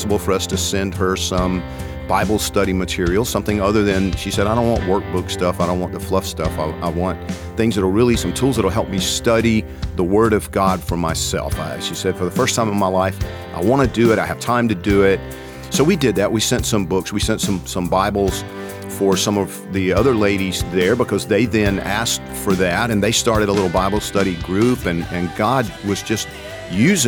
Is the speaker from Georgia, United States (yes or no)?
yes; Georgia, United States; moved away; I'm from Georgia